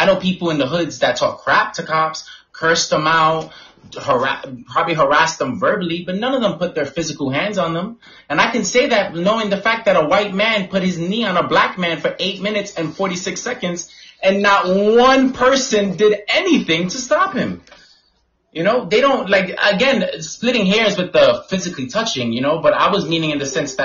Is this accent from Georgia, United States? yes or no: no; New York City, New York, United States; Growing up in the Bronx